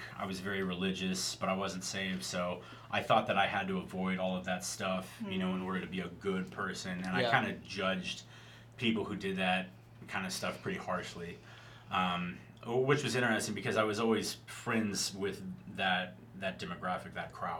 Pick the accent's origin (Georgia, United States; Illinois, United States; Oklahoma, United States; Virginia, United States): Oklahoma, United States; Tulsa; I'm from Tulsa, so when I came back to Tulsa, I had friends who stayed here